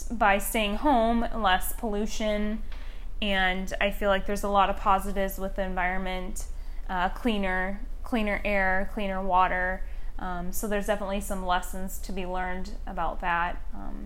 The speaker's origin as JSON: {"language": "English", "area": "the Northwest", "region": "Pacific Northwest", "country": "United States", "tie": "born or raised there", "moved": "yes", "lives_now": "Scottsdale, United States", "said": "Growing up in the Northwest, just surrounded by nature all around me"}